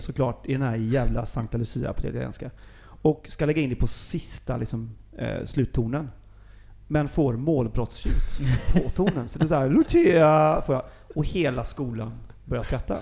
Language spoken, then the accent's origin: Swedish; Gothenburg, Västra Götaland, Sweden; jag är ju från Göteborg